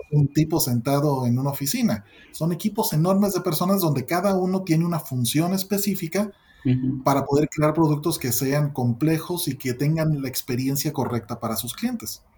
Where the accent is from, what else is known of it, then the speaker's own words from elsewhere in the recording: Mexico; soy mexicano